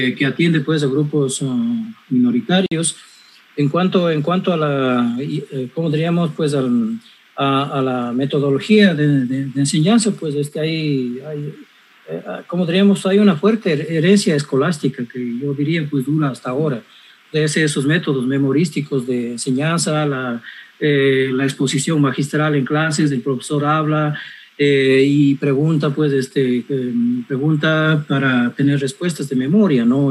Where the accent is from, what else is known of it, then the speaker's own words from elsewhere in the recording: Cañar, Ecuador; en mi pueblo, en Cañar